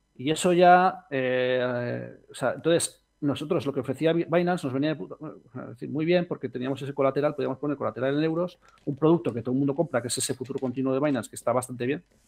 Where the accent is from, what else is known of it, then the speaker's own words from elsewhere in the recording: Spain; somos fundadores españoles